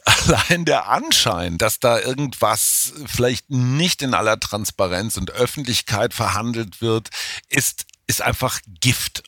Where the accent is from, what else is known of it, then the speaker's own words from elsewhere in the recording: Germany; now in Berlin, Germany; als Deutsche